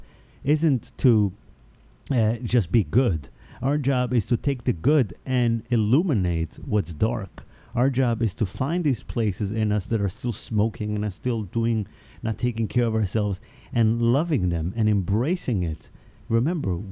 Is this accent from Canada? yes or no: no; Israel; first language Hebrew; English is a second language; also born or lived in New York; now in United States; I grew up in Israel.